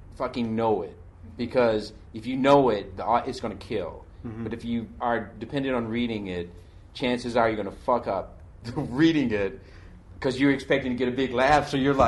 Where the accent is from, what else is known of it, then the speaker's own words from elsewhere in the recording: Detroit, Michigan, United States; I'm from Detroit, you know what I mean?